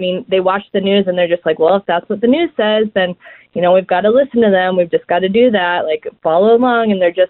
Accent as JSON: {"language": "English", "country": "United States", "also_born_or_lived": "Canada", "moved": "as an adult", "said": "I'm American, and we've just moved down to the States a couple of years ago. We've been in Canada for the last, I've been up there for the last 13 years"}